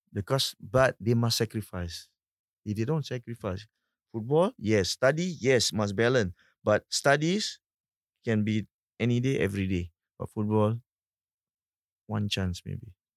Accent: Singapore; as a Singaporean

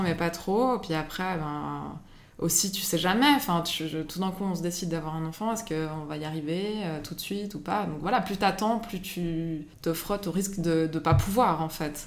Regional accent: Geneva, Switzerland; j'habite à Genève, j'ai grandi à Genève

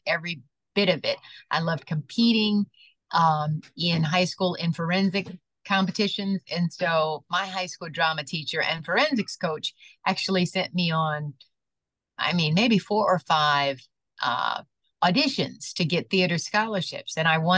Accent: Detroit, Michigan, United States; also born or lived in Lansing, Michigan / Raleigh, North Carolina / Pittsburgh, Pennsylvania; being born and raised in Detroit

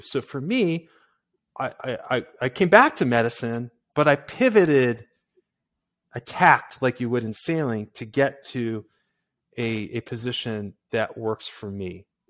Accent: Massachusetts, United States; I'm from Massachusetts

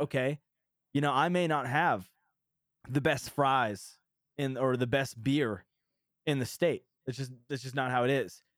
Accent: New Hampshire, United States; moved away; I'm from New Hampshire

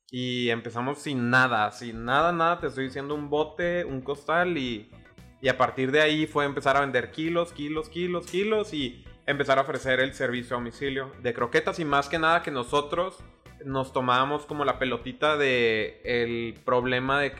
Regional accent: Juárez, Chihuahua, Mexico; also born or lived in La Paz; La Neta, o sea, nací en Baja California Sur, La Paz, pero como a ah, bien, bien morro me fui a, Juárez a vivir. Bueno, mis papás desde como los dos, tres años ahí este, nos fuimos y, y allá crecí en realidad en Juárez.

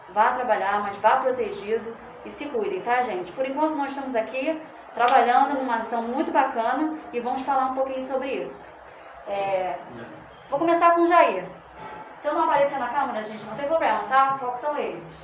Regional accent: São Gonçalo, Rio de Janeiro, Brazil; Eu sou nascida e criada em São Gonçalo

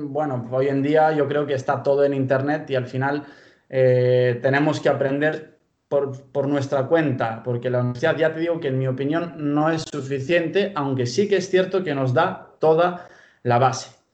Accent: Pamplona, Navarre, Spain; accent: purely Spanish; moved away as an adult; also born or lived in Bulgaria; now in Galicia, Spain; vine aquí a los 12 años, allá por el año 2005, y eh, vine a Pamplona, que es de donde, vengo.

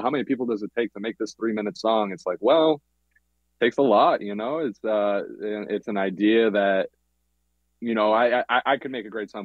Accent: Boston, Massachusetts, United States; now in Los Angeles, United States; I grew up in Boston

